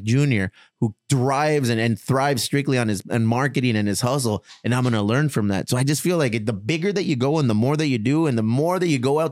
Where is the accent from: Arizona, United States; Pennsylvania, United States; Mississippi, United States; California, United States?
California, United States; Chula Vista; also born or lived in Bonita, California; I was raised in Bonita and in Chula Vista